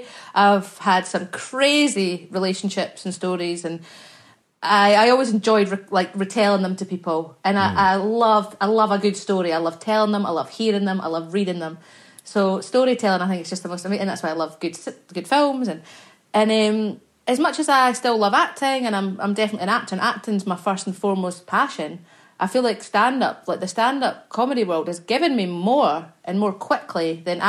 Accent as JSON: {"language": "English", "region": "Scotland", "country": "United Kingdom", "said": "I'm Scottish. We say it like it's nothing"}